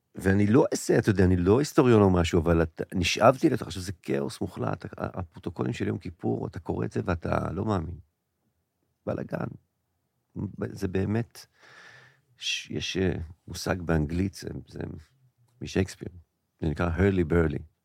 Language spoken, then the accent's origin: Hebrew; Israel; להוויה שלנו כישראלים